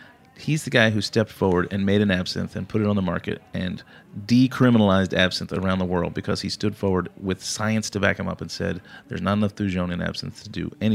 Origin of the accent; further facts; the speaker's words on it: the South, United States; as a Southerner.